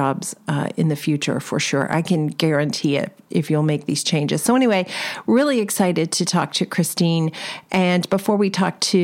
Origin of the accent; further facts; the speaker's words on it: Los Angeles, California, United States; I'm from Los Angeles